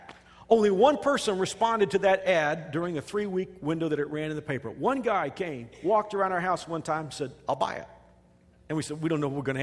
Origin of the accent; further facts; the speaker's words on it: Texas, United States; moved away as an adult; now in Wichita, United States; I'm a Texan